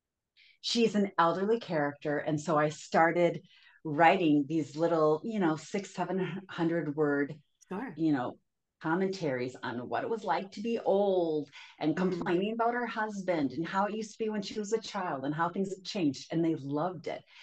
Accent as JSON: {"language": "English", "region": "Minnesota", "country": "United States", "tie": "born or raised there", "moved": "as an adult", "lives_now": "California, United States", "said": "I was raised and lived in Minnesota until I married a guy from California"}